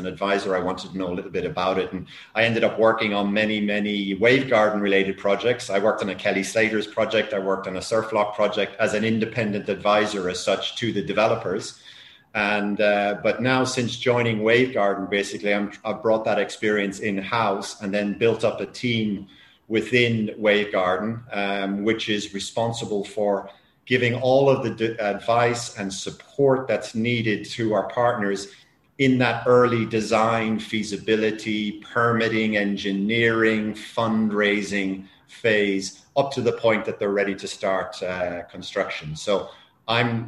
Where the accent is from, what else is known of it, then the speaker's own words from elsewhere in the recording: Ireland; now in Spain; I'm Irish myself